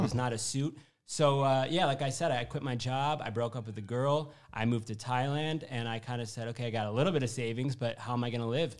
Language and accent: English; Syracuse, New York, United States; moved away as an adult; also born or lived in Louisville, Kentucky / Manhattan, New York; I'm from Syracuse, New York, uh, originally